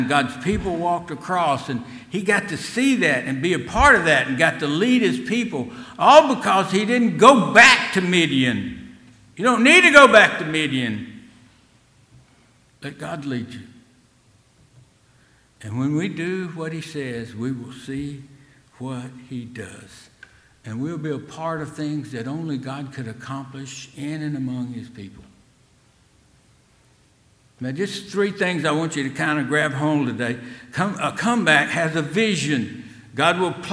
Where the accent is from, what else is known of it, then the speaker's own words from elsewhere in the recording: Selma, Alabama, United States; being in Selma in that time of life was a great time to be there.